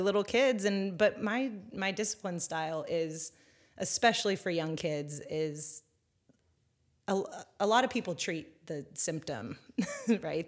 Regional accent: Northern California, United States; moved away as an adult; also born or lived in San Diego / China; I grew up in Northern California

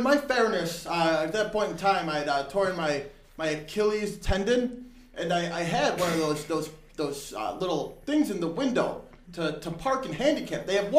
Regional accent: Chicago, Illinois, United States; Born and raised.

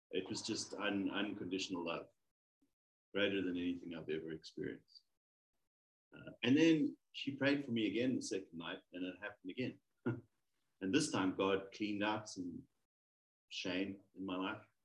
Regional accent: South Africa; from South

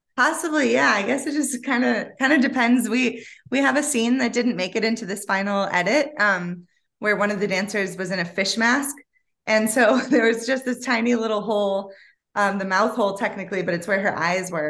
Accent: Ann Arbor, Michigan, United States; also born or lived in Detroit / New York; where I grew up in Ann Arbor

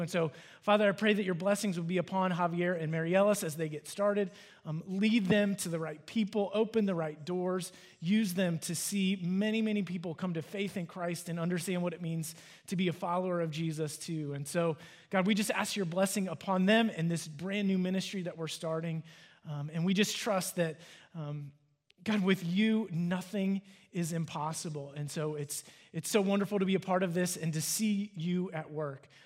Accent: Cincinnati, Ohio, United States; now in Dallas, United States; I'm from Cincinnati

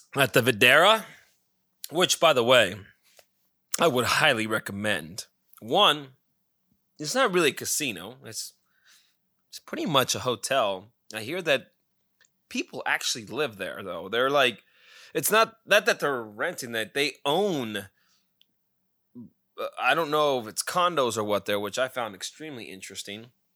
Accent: Pahrump, Nevada, United States; now in Scottsdale, United States; my hometown of Pahrump

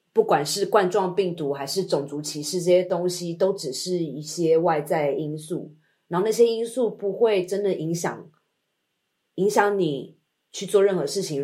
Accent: Taiwan; moved away; 身为台湾人

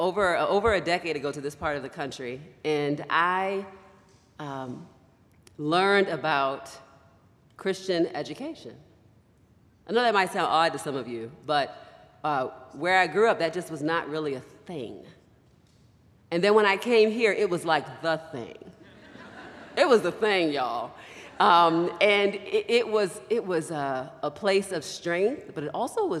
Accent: Baltimore, Maryland, United States; moved away; also born or lived in West Michigan; I grew up in Baltimore, Maryland, on the East Coast of the United States.

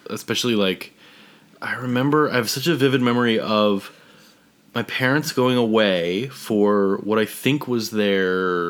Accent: Philadelphia, Pennsylvania, United States; we're from Philadelphia

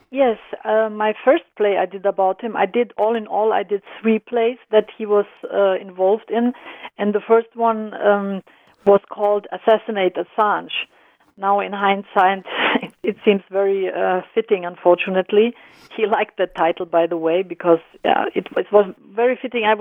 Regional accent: Germany; also born or lived in Croatia; I'm I'm I was born and raised in Germany, but I'm originally from mm-hmm. former Yugoslavia. I'm Croatian

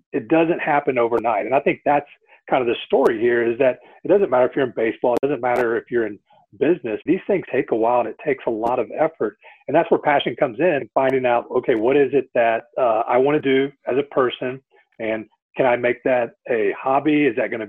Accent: Katy, Texas, United States; I'm from the Katy area, grew up here, had a really good life

